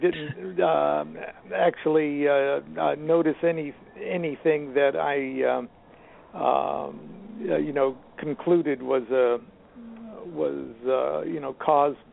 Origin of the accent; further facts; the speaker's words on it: Columbus, Nebraska, United States; as a child growing up in Columbus, Nebraska